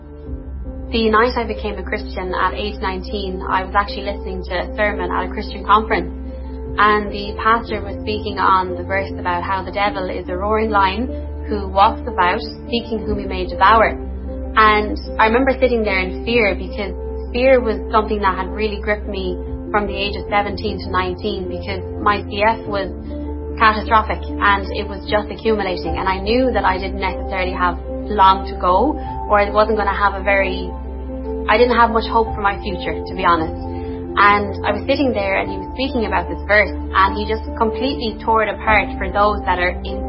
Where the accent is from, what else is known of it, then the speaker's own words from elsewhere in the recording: Limerick, Munster, Ireland; I'm from Limerick